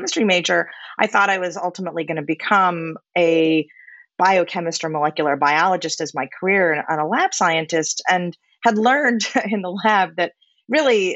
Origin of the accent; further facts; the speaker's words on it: Orlando, Florida, United States; I grew up in Orlando, Florida